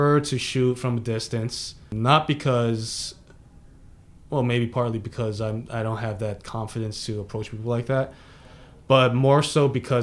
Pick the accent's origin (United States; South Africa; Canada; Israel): United States; also born or lived in Cantonese (ancestry) / Lower East Side, Manhattan; I'm Cantonese. My family's Cantonese, but I'm American